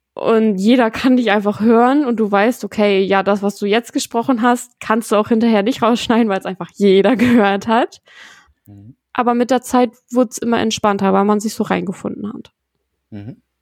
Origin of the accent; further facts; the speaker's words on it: Lower Saxony, Germany; wir kommen alle aus Niedersachsen